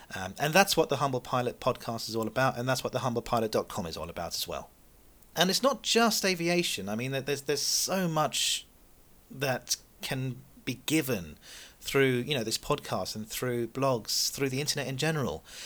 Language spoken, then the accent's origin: English; Seychelles; moved away; I was born in the Seychelles